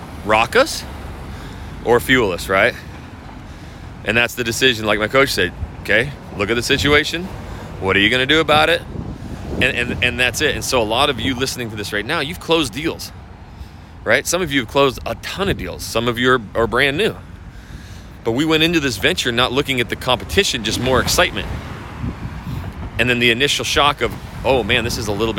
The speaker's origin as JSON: {"language": "English", "region": "North Idaho", "country": "United States", "tie": "born or raised there", "also_born_or_lived": "Portland, Oregon", "said": "I used to come from Emerald Estates. That's where I was born and raised"}